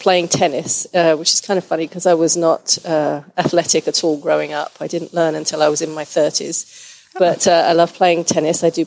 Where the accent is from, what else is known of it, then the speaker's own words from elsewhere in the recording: England, United Kingdom; moved away as an adult; also born or lived in St. Louis, Missouri / Boise, Idaho; now in Portland, United States; I'm originally from England. I moved with my husband to the U.S. in 94